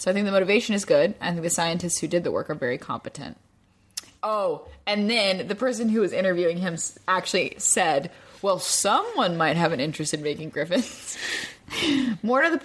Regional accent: United States; I'm American

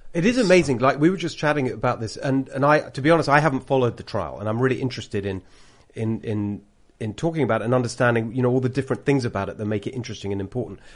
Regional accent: United Kingdom; accent: British; moved away as an adult; now in California, United States; I've got a British accent.

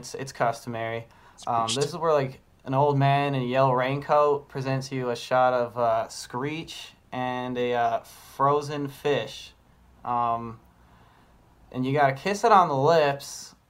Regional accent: Newfoundland and Labrador, Canada; I'm enough years old. I'm from Newfoundland

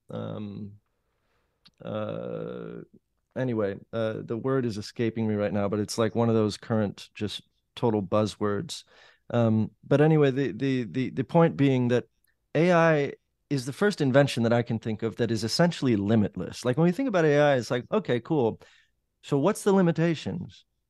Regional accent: Los Angeles, California, United States; moved away as an adult; now in New Orleans, United States; I grew up in the Valley in Los Angeles

